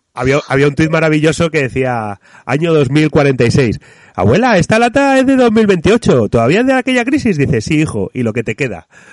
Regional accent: Spain; nosotros como españoles

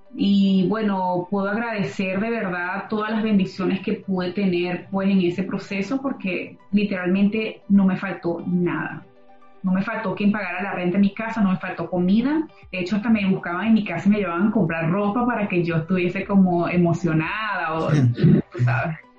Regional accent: Venezuela; moved away; Los que venimos de Venezuela

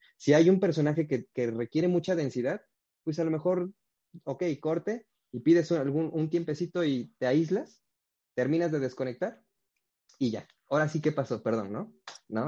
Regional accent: Huajuapan de León, Oaxaca, Mexico; moved away; yo soy de la ciudad de Guajuapan de León, que es, en el estado de Oaxaca

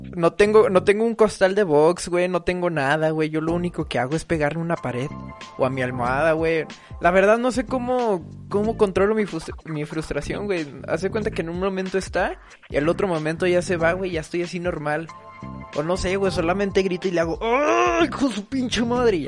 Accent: Mexico; acá como mexicano

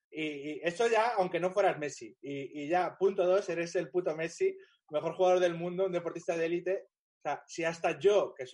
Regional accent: Pozuelo, Community of Madrid, Spain; Pero yo que soy un chaval de Pozuelo, que ya tenía una casa con jardín

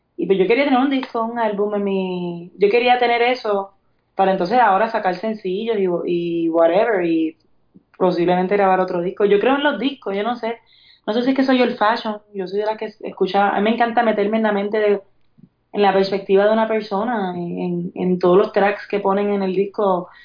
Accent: Puerto Rico; Yo soy de Puerto Rico, yo he decidido estar en Puerto Rico y representar a Puerto Rico

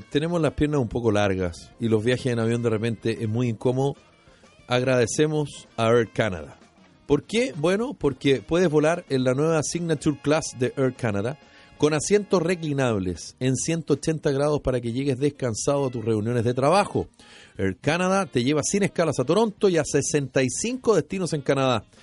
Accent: Chile

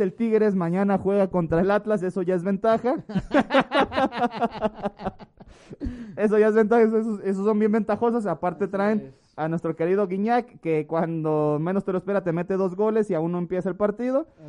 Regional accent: Mexico; tenemos lo que merecemos como mexicano

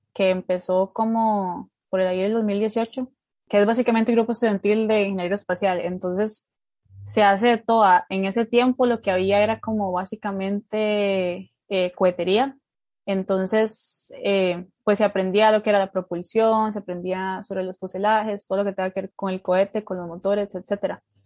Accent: Turrialba, Cartago, Costa Rica; Yo en el kinder me he metido a baile folclórico de Costa Rica, eh, a un grupo de, bueno, un grupo de Turrialba, pues eh, que, es, que el lugar donde vivo, de mi pueblo

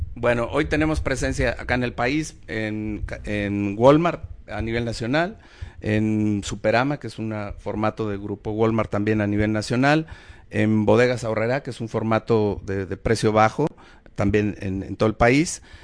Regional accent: Mexico; somos mexicanos

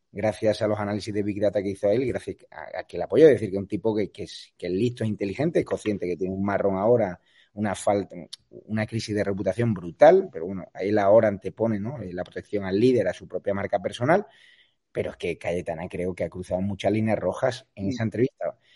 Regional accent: Spain; como español

